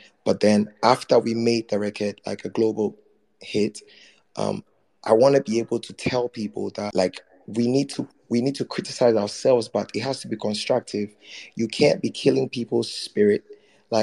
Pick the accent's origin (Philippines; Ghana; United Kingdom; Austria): Ghana; I'm still Ghanaian